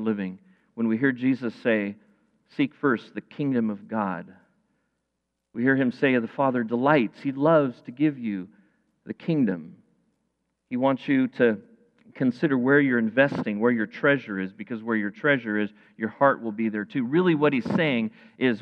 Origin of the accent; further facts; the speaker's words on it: United States; I'm an American. I live in the land of the free and of the brave